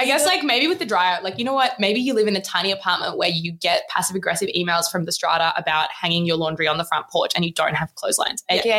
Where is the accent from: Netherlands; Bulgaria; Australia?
Australia; also born or lived in South Australia / Victoria; growing up in South Australia and Victoria in the midst of a really serious drought